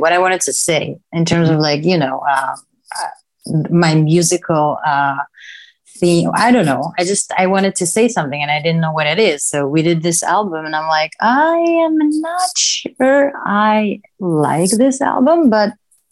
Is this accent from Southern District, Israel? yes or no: yes; Kiryat Gat, Southern District, Israel; first language Hebrew; English is a second language; moved away as an adult; also born or lived in Tel Aviv, Israel; now in Los Angeles, United States; I was born and raised in Israel, the south of Israel, actually. It's a city called Kiryat Gat, and it's a very small town.